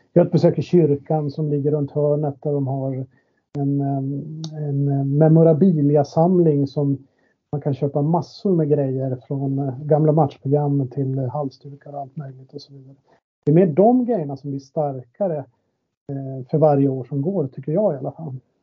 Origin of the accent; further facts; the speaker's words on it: Boden, Norrbotten County, Sweden; moved away as an adult; now in Stockholm, Sweden; min uppväxt i Boden